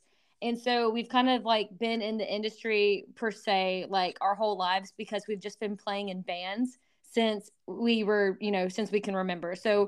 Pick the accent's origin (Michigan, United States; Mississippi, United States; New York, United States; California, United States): Mississippi, United States; Mississippi Delta, United States; moved away as an adult; now in Nashville, United States